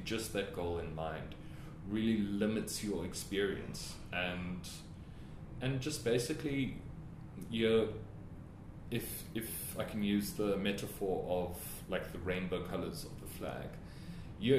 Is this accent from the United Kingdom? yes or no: no; Witbank, Mpumalanga, South Africa; moved away as an adult; also born or lived in Pretoria; my hometown of Witbank and coming to the big city of Pretoria